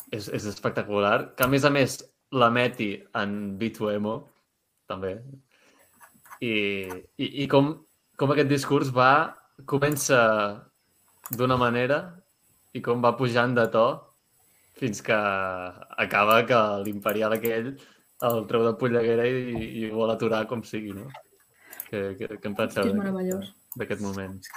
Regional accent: Catalonia, Spain; nosaltres que som catalans

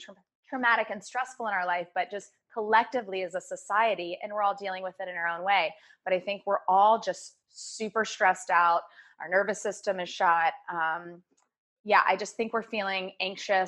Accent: Virginia Beach, Virginia, United States; I grew up in Virginia Beach, very active from age two.

